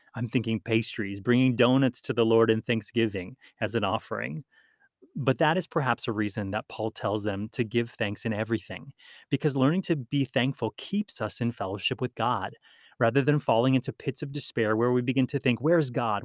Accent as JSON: {"language": "English", "region": "Hawaii", "country": "United States", "tie": "born or raised there", "said": "When I grew up in Hawaii, we participated in Hawaiian outrigger canoe racing"}